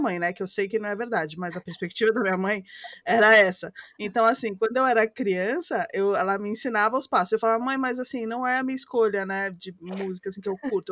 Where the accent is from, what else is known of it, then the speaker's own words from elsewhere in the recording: Rio de Janeiro, Brazil; Eu sou carioca